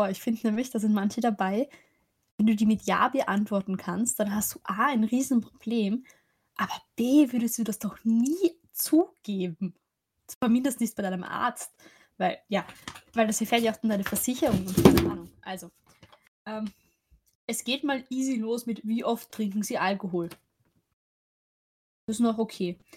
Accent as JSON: {"language": "German", "region": "Lower Austria", "country": "Austria", "said": "Ich meine, ich komme aus dem Weinviertel"}